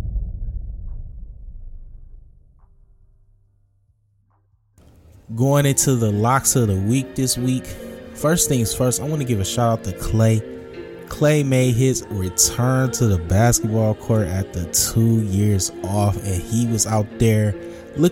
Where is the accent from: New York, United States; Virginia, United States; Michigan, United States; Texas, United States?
Michigan, United States; Detroit; my hometown team, Detroit